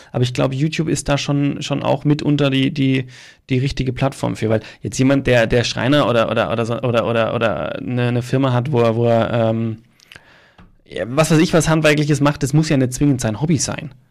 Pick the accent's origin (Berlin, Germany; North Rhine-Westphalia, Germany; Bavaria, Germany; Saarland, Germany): Bavaria, Germany; Starnberg; In meiner Heimatstadt Starnberg, Amtsleitung Stadtbauamt.